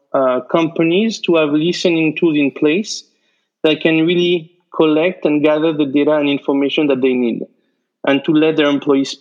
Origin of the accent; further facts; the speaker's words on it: France; English is a second language; moved away as an adult; now in United States; I'm from France, but I've been practicing law in the US for the past 15 years